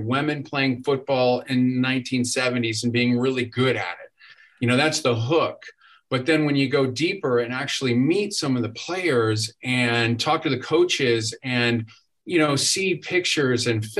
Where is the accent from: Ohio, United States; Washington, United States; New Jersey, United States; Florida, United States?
Ohio, United States; Toledo; I'm from Toledo, Ohio. I grew up there in the 1970s